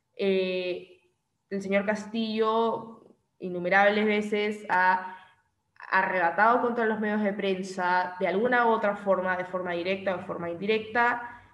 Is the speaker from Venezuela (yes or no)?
no; Peru; nos preocupan como peruanos